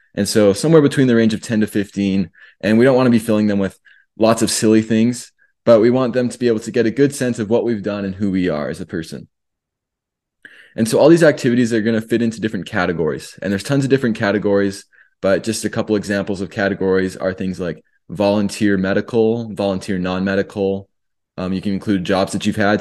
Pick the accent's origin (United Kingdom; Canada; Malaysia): Canada; now in United States; as a Canadian, before I got my green card